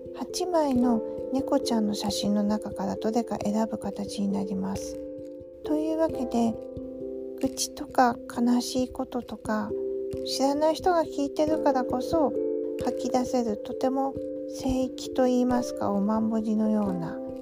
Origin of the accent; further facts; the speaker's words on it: Aomori, Japan; accent: Tsugaru dialect; now in Tokyo, Japan; 実は私も青森なんですよ、ということで、なぜか東京にお互い住みながら、こんな風に津軽弁が出てきたりとか